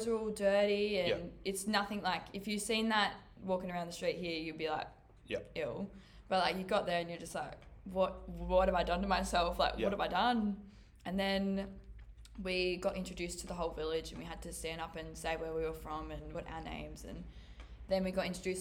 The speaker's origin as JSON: {"language": "English", "country": "Australia", "said": "I'm from Australia."}